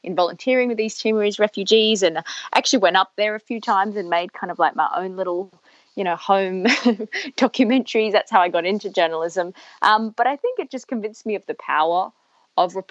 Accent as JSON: {"language": "English", "town": "Perth", "region": "Western Australia", "country": "Australia", "tie": "born or raised there", "said": "I was a teenager growing up in Perth"}